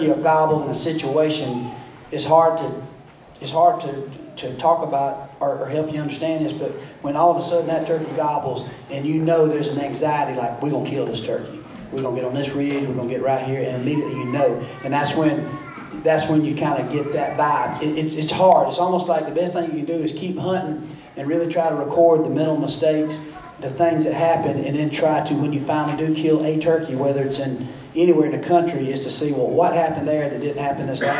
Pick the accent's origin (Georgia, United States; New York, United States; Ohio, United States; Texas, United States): Georgia, United States; growing up in Georgia